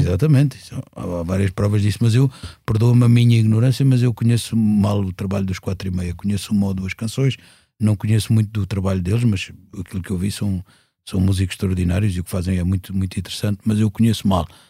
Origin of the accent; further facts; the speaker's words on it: Lisbon, Portugal; moved away as an adult; now in Alentejo, Portugal; é a minha cidade, portanto, mas, e foi a cidade onde eu nasci